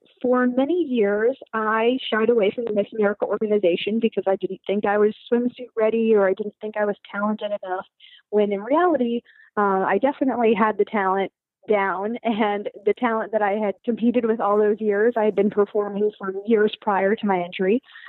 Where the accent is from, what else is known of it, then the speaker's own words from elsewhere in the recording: Washington, District of Columbia, United States; So I grew up in Washington, D.C. Well, partially grew up there.